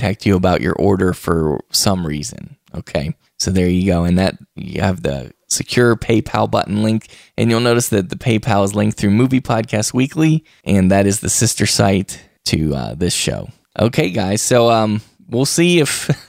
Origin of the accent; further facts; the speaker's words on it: Wheeling, West Virginia, United States; we got Wheeling, West Virginia on there, my hometown